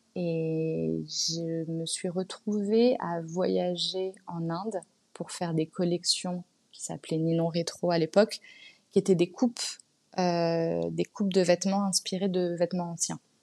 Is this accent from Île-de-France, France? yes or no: yes; Paris, Île-de-France, France; j'ai grandi à Paris. Je suis née à Paris, mes parents sont nés à Paris.